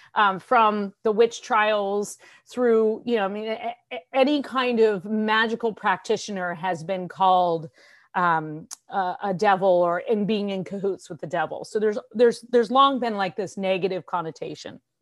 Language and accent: English; San Francisco, California, United States; I was born in California in the San Francisco Bay Area and lived most of my life there